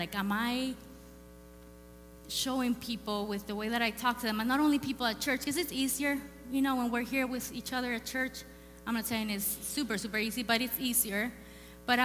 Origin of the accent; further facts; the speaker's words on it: El Salvador; moved away; I grew up in El Salvador.